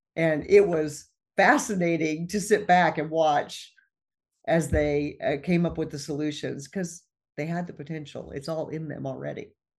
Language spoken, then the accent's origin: English; Midwest, United States; I grew up in the Midwest, and we lived out in the country